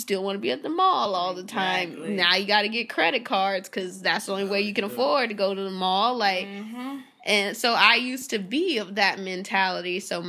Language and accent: English; Irvine, California, United States; even though I grew up in Irvine around mostly like white, rich white people and Asians, like my mom didn't grow up around that.